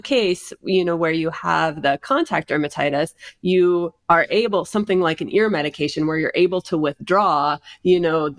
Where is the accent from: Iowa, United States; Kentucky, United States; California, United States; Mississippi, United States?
Iowa, United States; also born or lived in Nevada; now in Las Vegas, United States; We're from Iowa originally